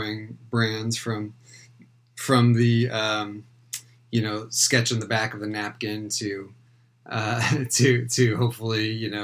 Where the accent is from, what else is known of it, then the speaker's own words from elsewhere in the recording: East Bay, San Francisco Bay Area, California, United States; I'm calling from the East Bay in a city called Walnut Creek near Oakland, and I'm originally from this area also.